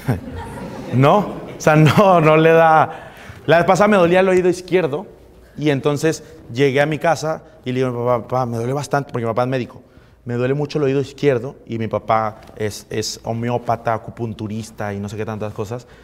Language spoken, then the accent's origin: Spanish; Monterrey, Nuevo León, Mexico; moved away as an adult; now in Cancún, Mexico; Yo soy de Monterrey